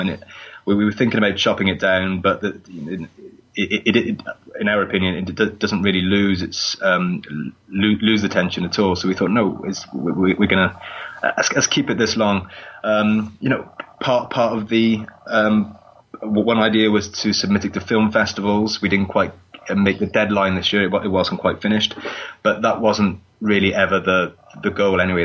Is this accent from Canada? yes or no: no; Newport, Wales, United Kingdom; Newport Market, um, which is my hometown